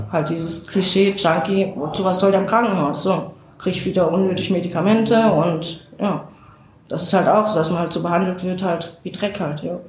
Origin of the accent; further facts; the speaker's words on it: North Rhine-Westphalia, Germany; now in Saarbrücken, Germany; ich komme nicht von hier, ich komme aus Nordrhein-Westfalen und bin jetzt seit ja, fast 20 Jahren hier